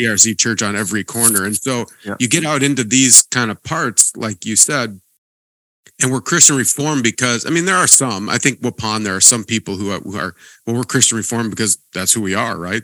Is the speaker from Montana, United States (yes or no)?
yes; Montana, United States; moved away; also born or lived in Princeton, Minnesota; I grew up in Montana